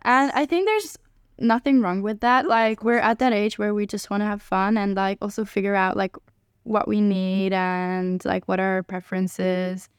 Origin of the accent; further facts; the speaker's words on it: Hungary; moved away as an adult; now in Amsterdam, Netherlands; I'm from Hungary